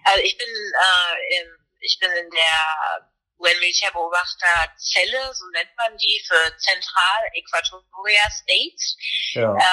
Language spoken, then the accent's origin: German; Germany; ich habe eine deutsche Uniform, also ne, ich bin Deutsche, ich bin deutscher Offizier